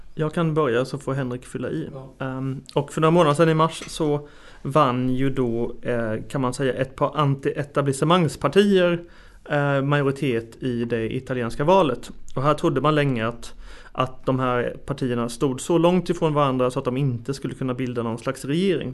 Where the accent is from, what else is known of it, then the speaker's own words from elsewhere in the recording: Sweden; som en svensk som sitter hundratals mil bort